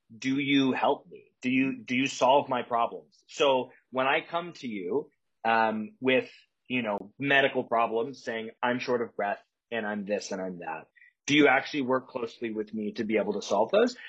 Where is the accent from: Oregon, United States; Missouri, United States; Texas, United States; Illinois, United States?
Illinois, United States; a couple hours south of Chicago, rural; also born or lived in Evanston, Illinois; I grew up in Chicago uh, but a couple hours south of Chicago in the in the, the cornfields of Illinois, kind of the middle of nowhere